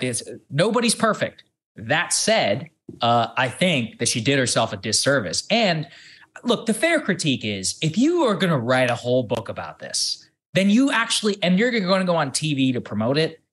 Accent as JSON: {"language": "English", "town": "College Station", "region": "Texas", "country": "United States", "tie": "born or raised there", "said": "I'm here in my hometown of College Station, Texas"}